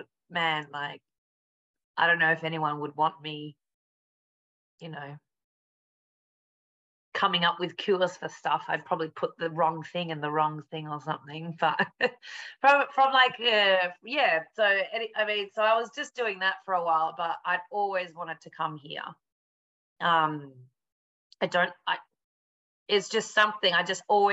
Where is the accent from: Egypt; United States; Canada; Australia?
Australia; Perth, Western Australia; also born or lived in Melbourne; now in London, United Kingdom; I'm originally from Perth, which is on the west coast, but my family probably for the last 20 years or so has been living in Melbourne